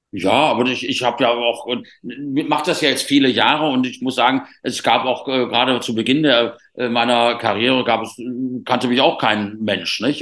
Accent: Rhineland, Germany; ich bin halt Rheinländer auch

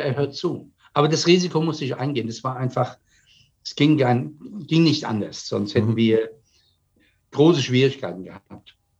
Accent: Germany; Jetzt komme ich als Deutscher

